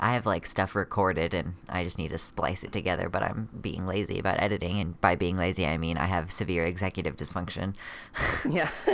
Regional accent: United States; a trans masculinish person from the America area

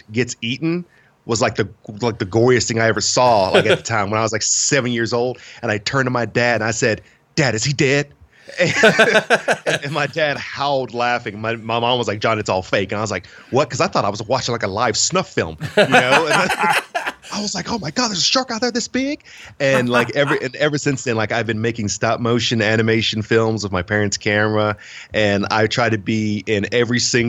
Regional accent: Princeton, West Virginia, United States; I am originally from Princeton, West Virginia, which is in the most southern part of the state, and went to high school around there and everything

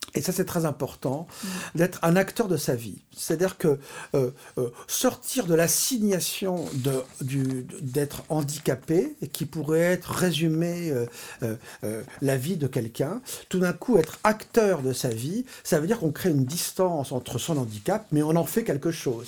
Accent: Paris, Île-de-France, France; Je suis né à Paris et je vis depuis toujours à Paris.

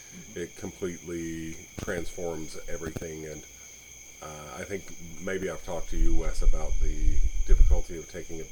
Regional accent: Rockford, United States; And Rockford is, I guess it must be incorporated now. It wasn't when I was growing up

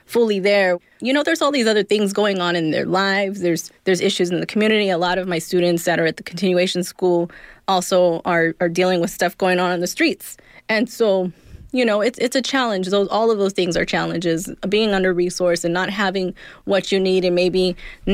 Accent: Inland Empire, California, United States; also born or lived in Los Angeles, California; We moved out to the Inland Empire, which is Riverside, San Bernardino, when I was younger

